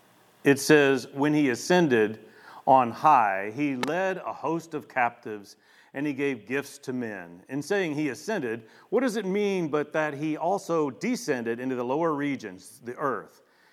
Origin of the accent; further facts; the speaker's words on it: Shreveport, Louisiana, United States; Now I want to show you an image of a part of my neighborhood that I grew up in Shreveport, Louisiana.